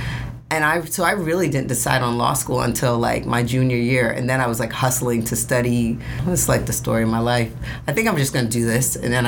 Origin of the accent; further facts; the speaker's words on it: New York City, New York, United States; I'm from Brooklyn.